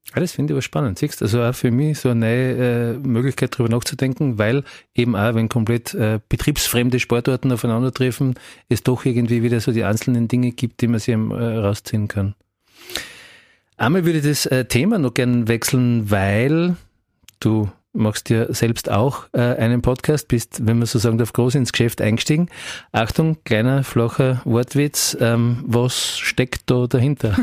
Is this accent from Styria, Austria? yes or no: yes; Graz, Styria, Austria; als Grazer